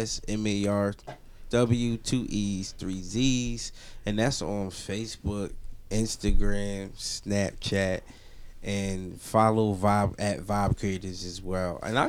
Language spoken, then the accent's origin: English; New Jersey, United States; I'm from Jersey at the end of the day. I grew up here.